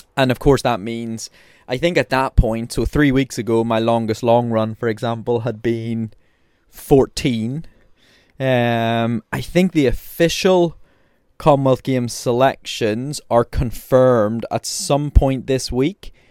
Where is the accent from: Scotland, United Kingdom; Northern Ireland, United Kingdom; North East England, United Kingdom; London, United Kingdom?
Northern Ireland, United Kingdom; Belfast; I'm from Belfast, I'm from Northern Ireland